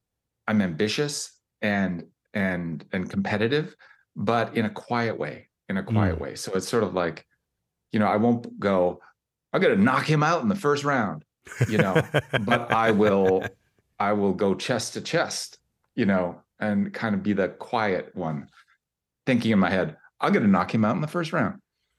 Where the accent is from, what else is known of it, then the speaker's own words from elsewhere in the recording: Canada; I'm Canadian